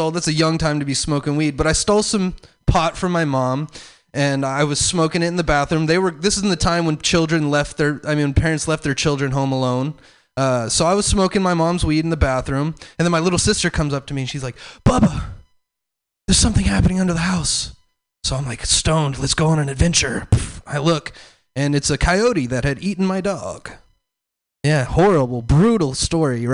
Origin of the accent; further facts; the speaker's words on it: the South, United States; I'm from the South